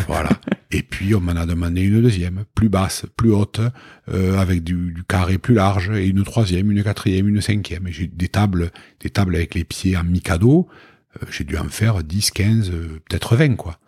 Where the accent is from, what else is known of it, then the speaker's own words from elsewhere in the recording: Toulouse, Occitania, France; on est toulousain